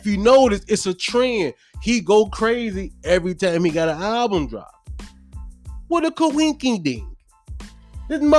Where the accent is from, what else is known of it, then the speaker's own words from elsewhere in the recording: Hopewell, United States; I'm from Hopewell